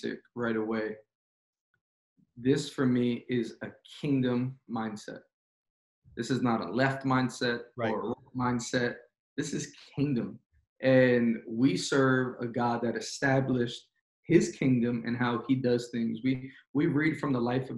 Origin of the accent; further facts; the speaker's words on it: New York City, New York, United States; moved away; I am born and raised in Queens, New York